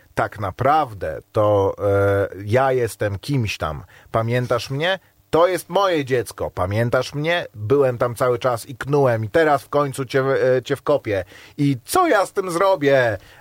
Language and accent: Polish; Warsaw, Masovian Voivodeship, Poland; Jestem z Pragi